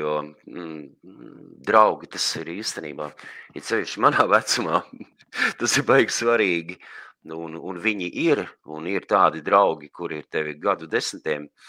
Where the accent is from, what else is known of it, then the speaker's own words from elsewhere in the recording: Liepāja, Kurzeme, Latvia; mana bērnība, visu vis dzīves pirmā nu, jaunība ir pagājusi. Liepājas